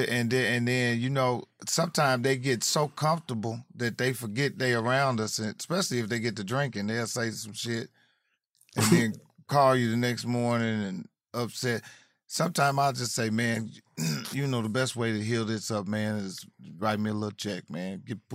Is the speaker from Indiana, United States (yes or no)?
yes; Indianapolis, Indiana, United States; moved away as an adult; also born or lived in Atlanta; Indianapolis. I'm from Naptown.